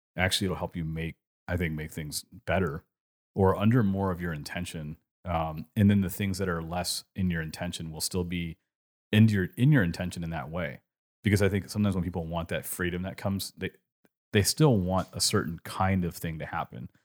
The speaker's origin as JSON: {"language": "English", "region": "California", "country": "United States", "tie": "born or raised there", "accent": "California", "moved": "yes", "lives_now": "Richmond, United States", "said": "when I grew up in California"}